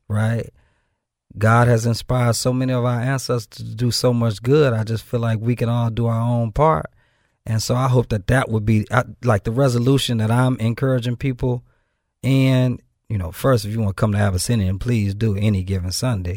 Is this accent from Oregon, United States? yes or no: no; Benton Harbor, Michigan, United States; moved away as an adult; now in Memphis, United States; I'm from Benton Harbor, Michigan